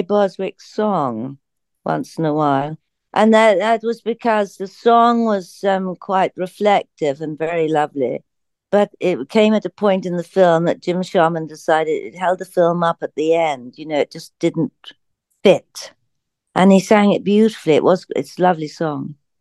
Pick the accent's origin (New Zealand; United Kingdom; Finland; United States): United Kingdom; England; I come from England